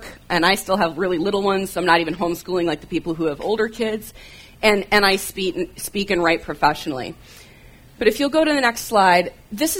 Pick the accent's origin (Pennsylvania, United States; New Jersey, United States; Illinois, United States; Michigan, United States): Michigan, United States; moved away; if you hear me say about, it's because I grew up in Michigan